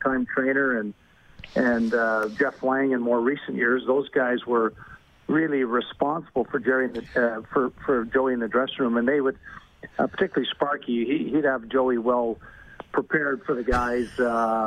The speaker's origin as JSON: {"language": "English", "town": "Montreal", "region": "Quebec", "country": "Canada", "tie": "born or raised there", "moved": "yes", "said": "growing up in Montreal"}